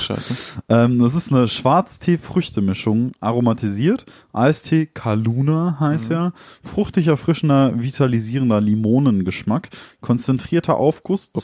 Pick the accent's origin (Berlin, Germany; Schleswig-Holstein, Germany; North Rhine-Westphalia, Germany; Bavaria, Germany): North Rhine-Westphalia, Germany; Ruhr area; wir sind ja aus dem Ruhrgebiet